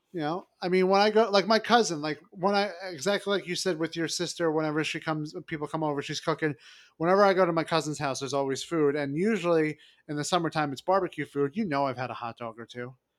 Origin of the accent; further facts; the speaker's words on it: New York City, New York, United States; also born or lived in Long Island; I'm from Brooklyn. I grew up in Brooklyn and, you know, and Long Island as well.